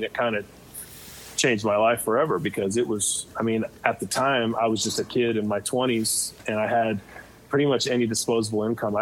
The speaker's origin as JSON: {"language": "English", "town": "Fresno", "region": "California", "country": "United States", "tie": "born or raised there", "said": "I grew up in Fresno, California, which I love that town, but it's pretty unhip"}